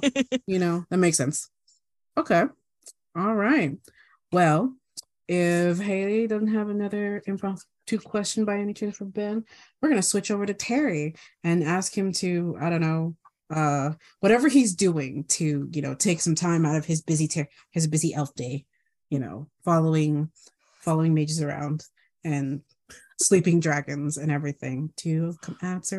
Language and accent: English; Guam; I grew up on Guam for 12 years, all my squishy years, you know, my formative years.